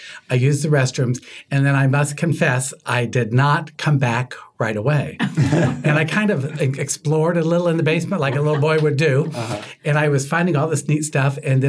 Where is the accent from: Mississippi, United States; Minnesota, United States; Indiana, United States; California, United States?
Indiana, United States; Marion; So I've always belonged to Christ, and I grew up in a Catholic home. I grew up in Marion, Indiana. Mm-hmm. My family's been there for 127 years this year.